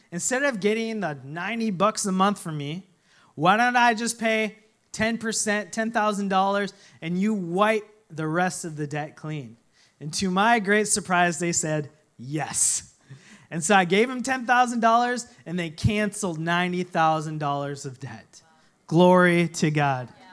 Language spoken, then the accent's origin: English; Minnesota, United States; when I was growing up in Minnesota